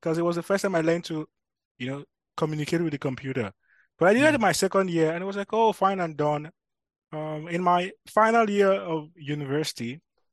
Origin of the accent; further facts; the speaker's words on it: Nigeria; now in Amsterdam, Netherlands; I'm from Nigeria. So just a simple Yoruba boy.